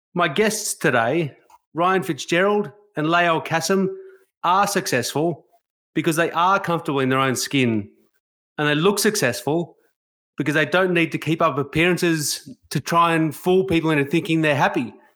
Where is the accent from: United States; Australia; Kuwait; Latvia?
Australia; a white Australian